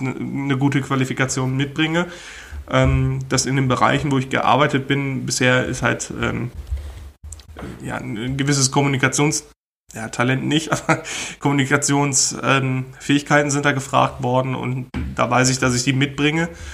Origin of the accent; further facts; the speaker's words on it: Germany; als Deutsche